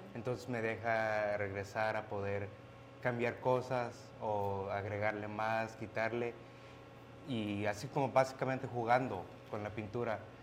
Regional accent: Mexico; moved away; somos mexicanos

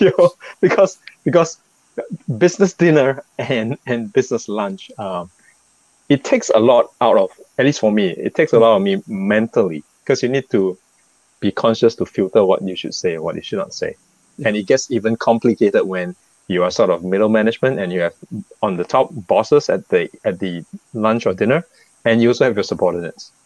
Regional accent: Singapore; As a Singaporean

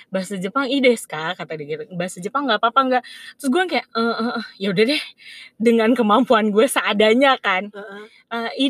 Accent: Indonesia; gue dari Indonesia abis itu abis itu setelah gue jawab uh, pertanyaan dia

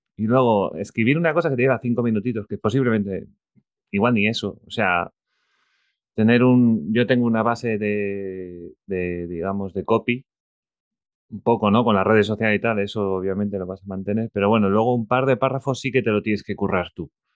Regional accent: Spain; soy de España

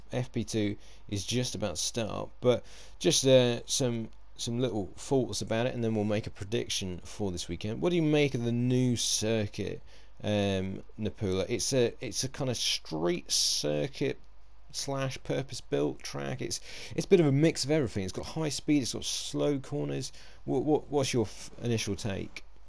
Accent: United Kingdom; being British

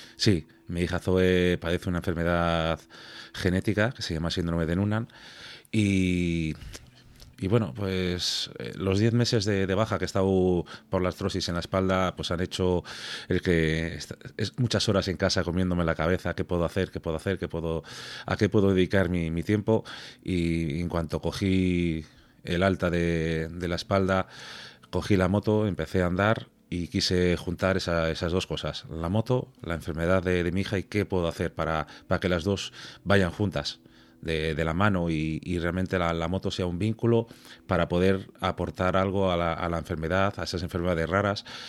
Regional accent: Santander, Cantabria, Spain; Yo soy de Santander

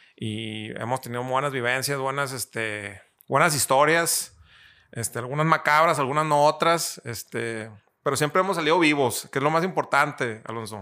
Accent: Torreón, Coahuila, Mexico; lagunero, eh, eh, soy aquí de Torreón

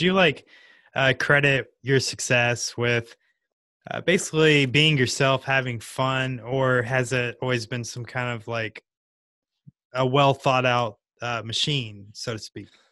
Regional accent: California, United States; moved away; also born or lived in Lake Tahoe; I'm originally from California

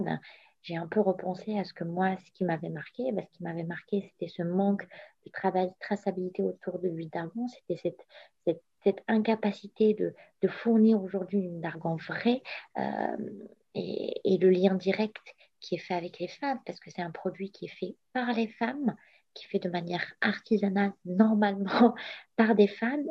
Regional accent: Morocco; moved away as an adult; now in France; je suis née, j'ai grandi au Maroc pendant 20 ans

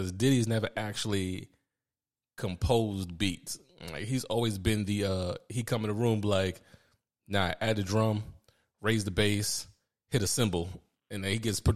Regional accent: New York, United States; growing up in New York

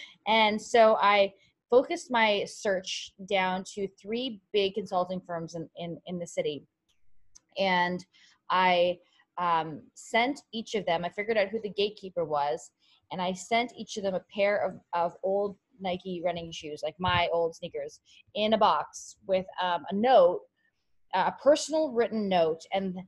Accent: Canada; moved away as an adult; now in United States; I came from Canada to the US on a full track scholarship

